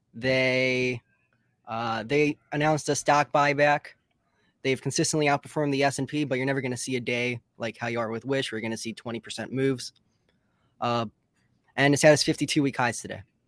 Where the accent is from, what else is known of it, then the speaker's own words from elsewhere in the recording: West Bloomfield, Michigan, United States; I'm from West Bloomfield, Michigan, which is about forty-five minutes outside of Detroit.